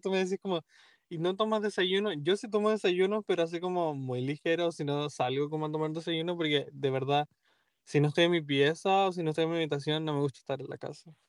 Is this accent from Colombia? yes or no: no; Chile; now in Boston, United States; soy chileno